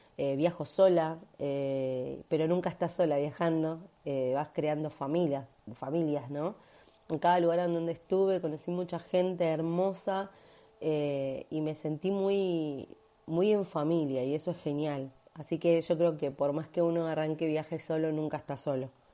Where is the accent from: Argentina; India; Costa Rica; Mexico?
Argentina; Buenos Aires; soy de Buenos Aires, Argentina